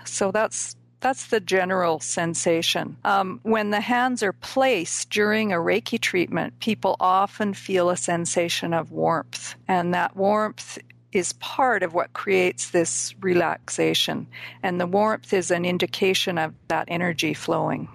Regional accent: Vancouver, British Columbia, Canada; moved away as an adult; also born or lived in South Africa; I grew up in the Vancouver, BC area

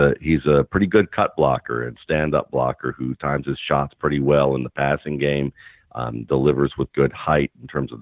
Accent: Atlanta, Georgia, United States; where I grew up in Atlanta

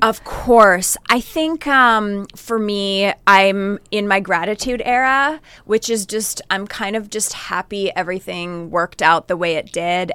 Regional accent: Northern Canada, Canada; I grew up in Northern Canada

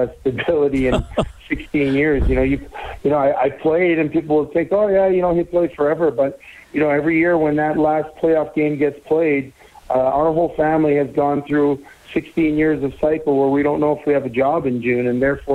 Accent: Saint-Léonard, Quebec, Canada; moved away as an adult; also born or lived in Edmonton / Calgary; my hometown of San Leonard

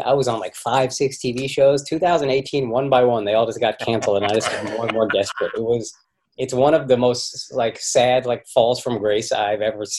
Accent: Dallas, Texas, United States; moved away; I'm from Dallas.

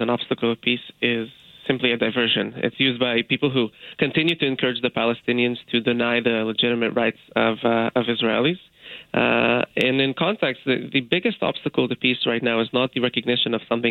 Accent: Canada; As a Canadian

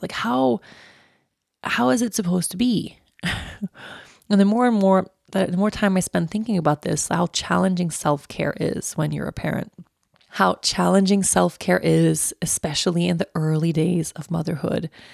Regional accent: Uppsala, Uppsala County, Sweden; I was born in Uppsala and I've lived in a bunch of different places in Uppsala

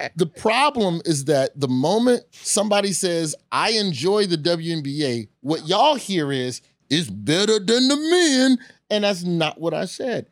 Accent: Birmingham, Alabama, United States; moved away; also born or lived in Memphis, Tennessee / Tallahassee, Florida; I'm from Birmingham

